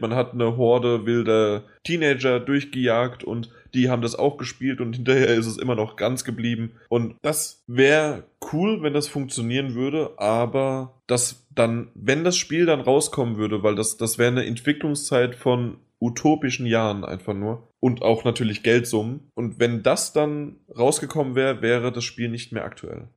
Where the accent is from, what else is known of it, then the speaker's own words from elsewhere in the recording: Germany; bei uns in Deutschland